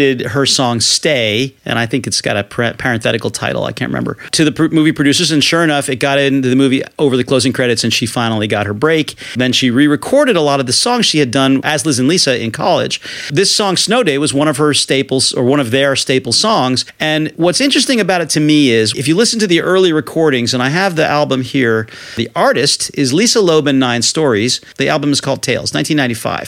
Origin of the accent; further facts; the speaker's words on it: New England, United States; I'm from New England